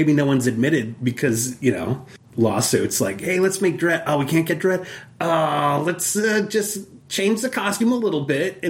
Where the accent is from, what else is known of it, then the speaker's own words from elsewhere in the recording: Troy, Michigan, United States; my hometown of Troy, Michigan